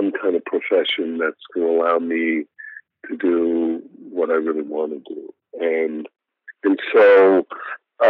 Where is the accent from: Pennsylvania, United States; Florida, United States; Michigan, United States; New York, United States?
Florida, United States; Miami Beach; I grew up, more specifically, I grew up right on Miami Beach